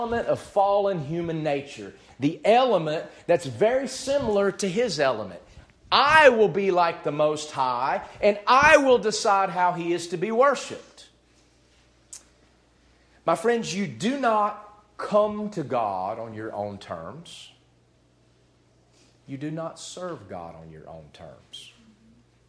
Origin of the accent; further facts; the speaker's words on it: United States; as an American who loves his country